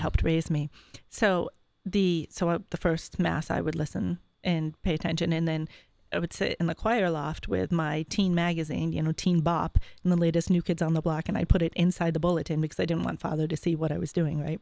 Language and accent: English; Syracuse, New York, United States; I'm from Syracuse, New York.